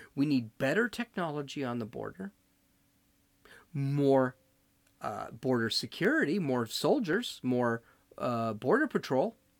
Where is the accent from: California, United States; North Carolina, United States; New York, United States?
California, United States; I'm from California